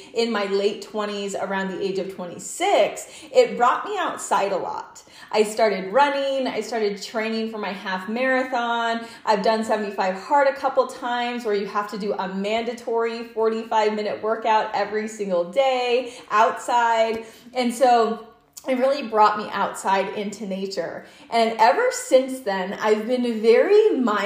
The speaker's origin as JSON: {"language": "English", "region": "Utah", "country": "United States", "said": "I'm from Utah"}